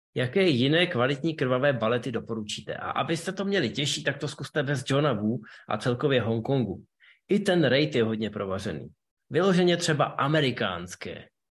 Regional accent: Ústí nad Labem, Ústí nad Labem Region, Czechia; v Ústí nad Labem, mém rodném městě

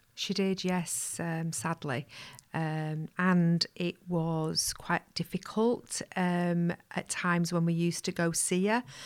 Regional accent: Pudsey, Yorkshire and the Humber, United Kingdom; I'm from Pudsey, West Yorkshire

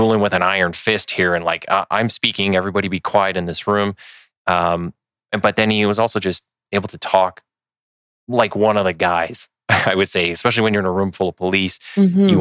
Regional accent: Winnipeg, Manitoba, Canada; now in Edmonton, Canada; I'm from Winnipeg. And so I'm in Edmonton, at least till I retire

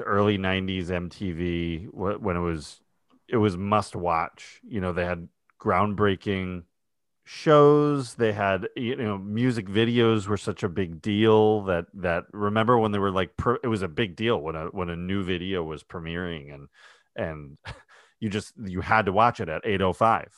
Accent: New York, United States; I'm from New York, not from Texas

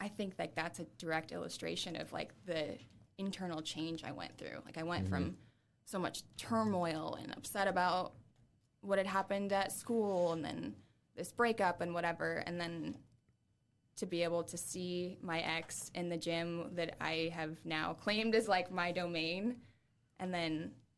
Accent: Adams County, Indiana, United States; moved away as an adult; also born or lived in Boston / Nashville; now in Fort Wayne, United States; I'm like from Adams County, Indiana

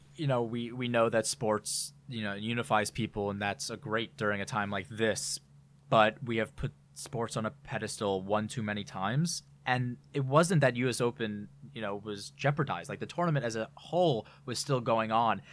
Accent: New York, United States; being a New Yorker

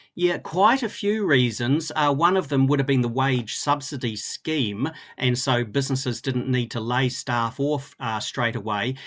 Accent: Christchurch, Canterbury, New Zealand; I grew up in Christchurch

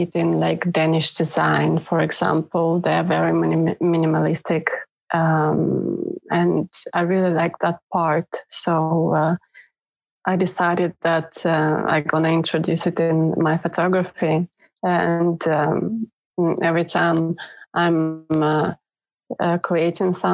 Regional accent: Moldova; now in Norway; I'm not born in Norway, so I'm originally from Moldova, which was ex-USSR country.

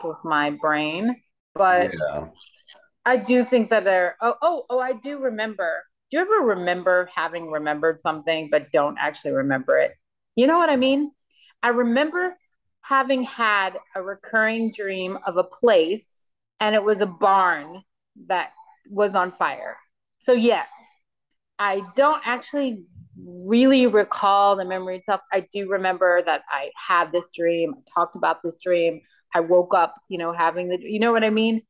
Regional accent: United States; I grew up in Hurricane Alley

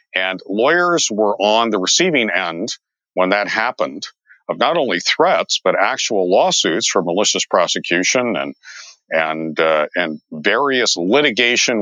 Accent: San Diego, California, United States; also born or lived in Las Vegas; I grew up in San Diego

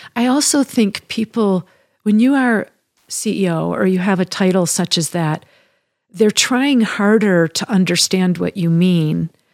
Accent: Midwest, United States; moved away as an adult; also born or lived in Chicago, United States / Michigan, United States; now in Colorado, United States; I'm a Midwesterner by, uh, upbringing and spent many years living in Chicago and Michigan

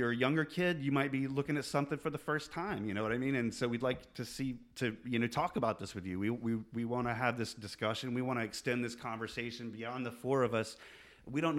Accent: Atlanta, Georgia, United States; now in Richmond, United States; Originally, I'm from Atlanta, Georgia

